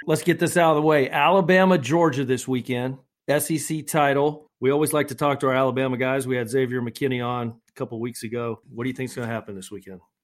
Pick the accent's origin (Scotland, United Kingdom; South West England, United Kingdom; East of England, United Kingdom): Scotland, United Kingdom; I'm the Scotsman